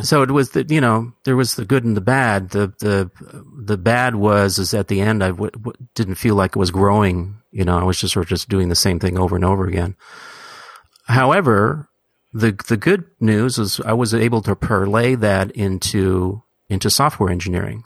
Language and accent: English; San Francisco, California, United States; also born or lived in Hamburg, Germany; I was born in Hamburg, Germany, and they immigrated here to San Francisco directly, um, when I was half a year old